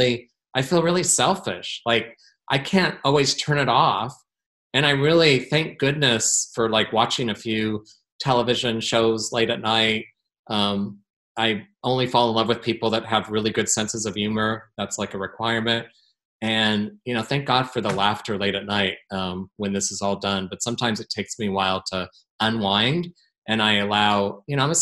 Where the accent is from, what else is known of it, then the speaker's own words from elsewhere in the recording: Portland, Oregon, United States; my hometown